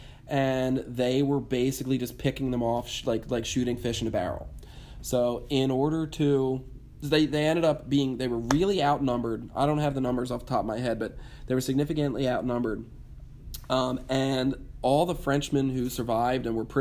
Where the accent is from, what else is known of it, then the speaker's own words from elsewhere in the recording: United States; growing up in America where we believe in class mobility